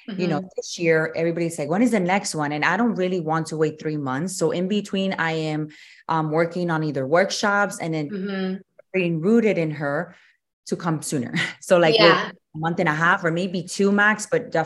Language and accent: English; Miami, Florida, United States; also born or lived in Louisiana / San Diego, California; I was born and raised here in Miami.